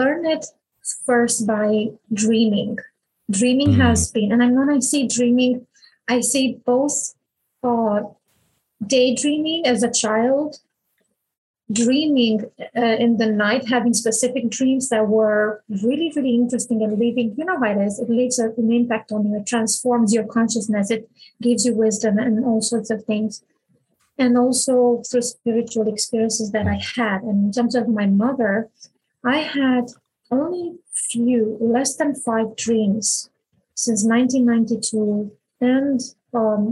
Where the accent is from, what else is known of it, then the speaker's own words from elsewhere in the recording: Romania; I was born in Romania in 1981